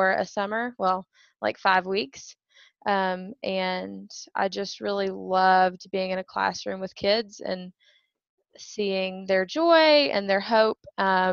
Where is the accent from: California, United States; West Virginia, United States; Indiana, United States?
West Virginia, United States; Princeton; also born or lived in Charlotte, North Carolina / Inez, Kentucky; So I'm originally from West Virginia. Grew up in a little town called Princeton